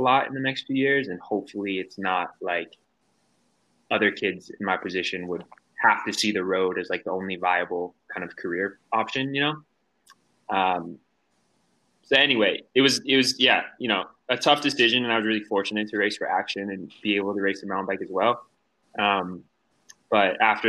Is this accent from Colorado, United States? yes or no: yes; Durango, Colorado, United States; growing up in Durango